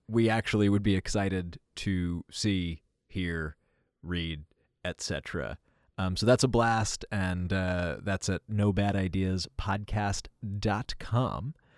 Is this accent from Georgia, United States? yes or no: no; New York City, New York, United States; growing up in New York City with sort of nine eleven